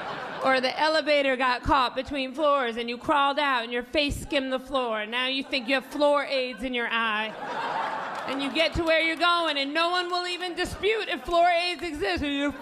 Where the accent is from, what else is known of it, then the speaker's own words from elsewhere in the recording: the South, United States; moved away as an adult; also born or lived in Virginia; now in New York, United States; I've lived here 20 years. I'm from the South originally, but I've lived here 20 years. So I'm a New Yorker now.